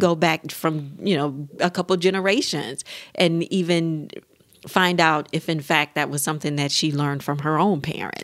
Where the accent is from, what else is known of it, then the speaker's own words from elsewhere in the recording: United States; we as American couples